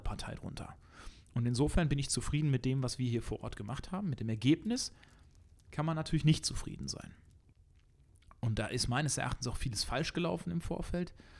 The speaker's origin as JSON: {"language": "German", "country": "Germany", "said": "wir als Deutsche"}